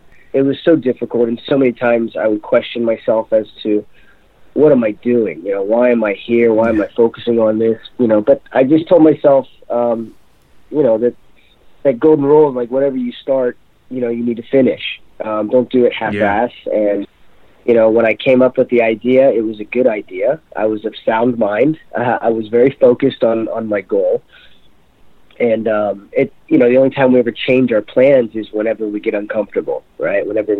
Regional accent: Florida, United States; moved away as an adult; also born or lived in Ohio; now in Hong Kong; I'm from Florida. I grew up in Florida.

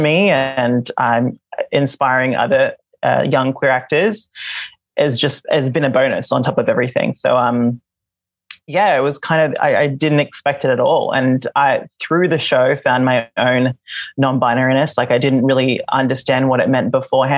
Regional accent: Australia; first language Visayan; English is a second language; moved away as an adult; also born or lived in Manila, Philippines; now in Vancouver, Canada; I moved to Australia when I was 4

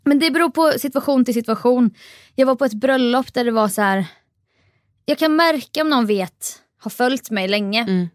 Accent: Jönköping, Jönköping County, Sweden; jag är uppväxt i Jönköping

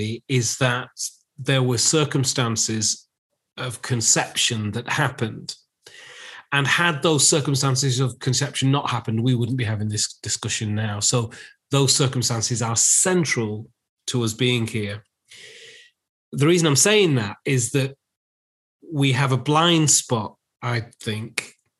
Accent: Lancashire, North West England, United Kingdom; also born or lived in Manchester / London; I'm actually from Lancashire. So I wasn't brought up in Manchester. I was brought up in the villages of Lancashire

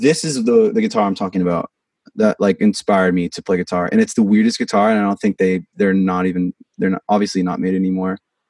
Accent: Vancouver, Washington, United States; I think it's because I'm from Washington. I'm from Vancouver, Washington, which is like a suburb of Portland, basically. It's right on the border.

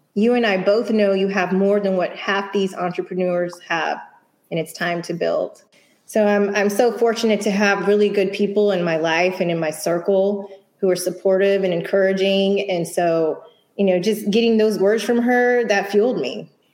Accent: Houston, Texas, United States; born and raised in Houston, although my father is from Spanish Harlem and my mom is from Connecticut

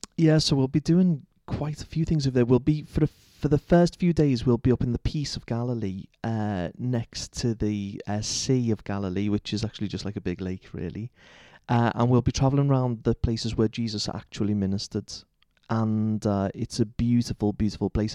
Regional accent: Liverpool, North West England, United Kingdom; moved away; growing up in Liverpool

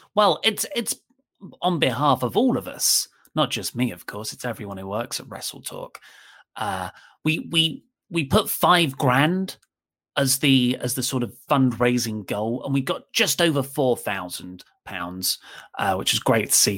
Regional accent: United Kingdom; I am British

